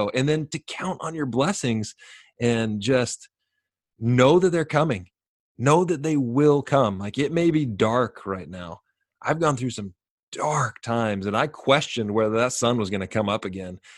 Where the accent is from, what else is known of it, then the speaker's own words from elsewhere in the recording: Sacramento, California, United States; I grew up in Sacramento